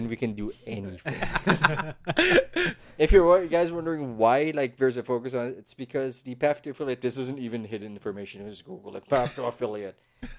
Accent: Philippines; English is a second language; Philippines. Oh, it's not like they didn't think less of me, but they're like, really? But the accent is weird.

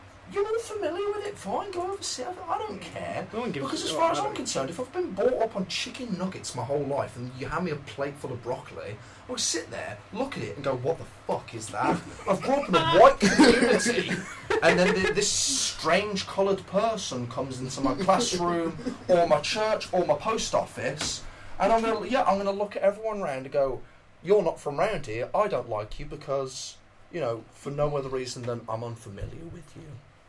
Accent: Birmingham, West Midlands, United Kingdom; Oh, I'm from Handsworth.

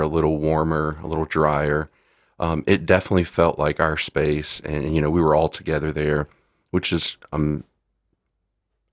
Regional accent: the South, United States; the area I grew up in the South

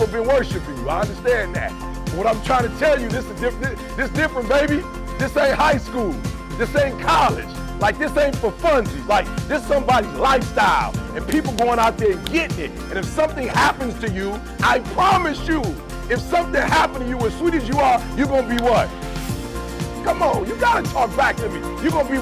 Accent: Detroit, Michigan, United States; I'm from Detroit.

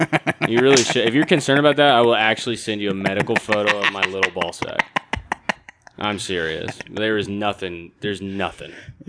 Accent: Wilmington, North Carolina, United States; my hometown, I'm from Wilmington, North Carolina.

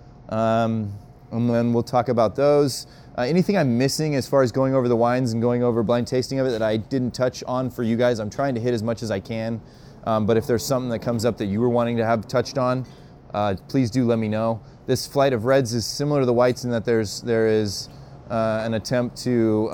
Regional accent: Utah, United States; I'm also from Utah, so effing is a normal part of my verbiage

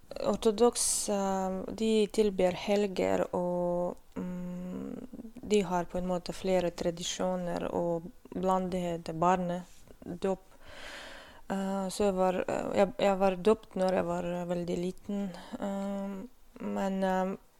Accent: North Caucasus, Russia; Norwegian is a second language; now in Stokmarknes, Norway; Jeg født og vokste opp i Kaukasus, det er Sør-Russland.

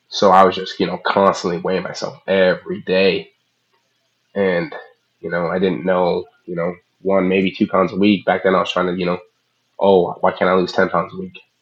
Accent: Midwest, United States; I was from the Midwest

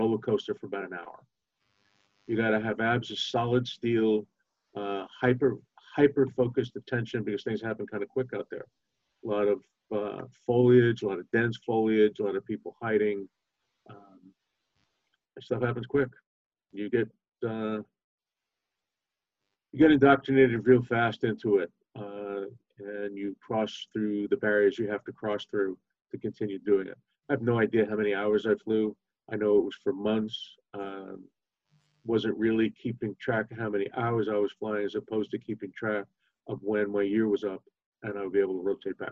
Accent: New York City, New York, United States; I grew up in Brooklyn, New York, in a fairly moderately rough neighborhood

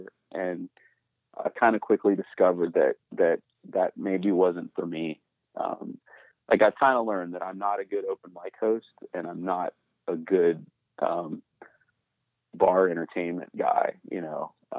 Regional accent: Texas, United States; also born or lived in Iowa / Minnesota / Pennsylvania; I was born in Iowa and I lived in Minnesota. And then I say I grew up in Texas. It's kind of, Texas and Pennsylvania, probably the main two places, that I lived the longest.

